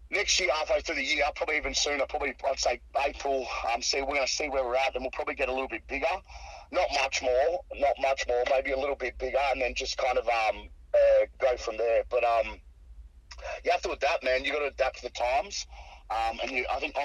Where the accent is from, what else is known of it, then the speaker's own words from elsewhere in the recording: Australia; I'm Australian